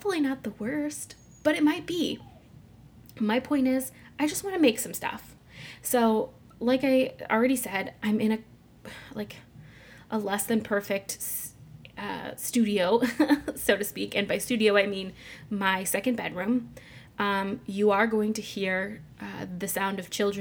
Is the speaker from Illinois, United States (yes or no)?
yes; Mitchell, Illinois, United States; now in Chicago area, United States; I grew up near St. Louis in a small town called Mitchell, Illinois